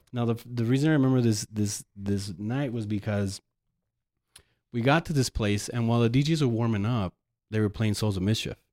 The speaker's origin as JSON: {"language": "English", "town": "El Paso", "region": "Texas", "country": "United States", "tie": "born or raised there", "also_born_or_lived": "Ann Arbor, Michigan", "moved": "as an adult", "said": "born and raised here in El Paso"}